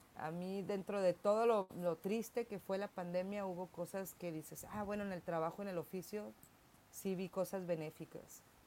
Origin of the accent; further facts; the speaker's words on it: Tijuana, Baja California, Mexico; soy tijuanense de papás tijuanenses